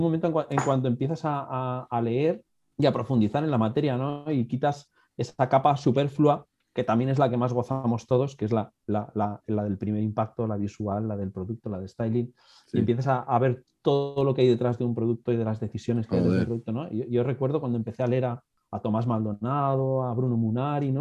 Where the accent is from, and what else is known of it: Alicante, Valencian Community, Spain; born or raised there